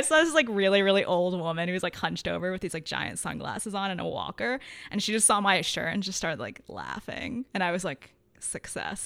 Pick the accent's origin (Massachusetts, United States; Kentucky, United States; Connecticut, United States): Connecticut, United States; I grew up in Connecticut